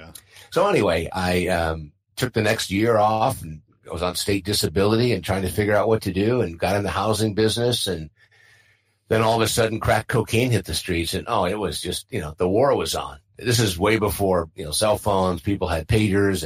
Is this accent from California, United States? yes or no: yes; San Diego, California, United States; I grew up in San Diego, family of six, four kids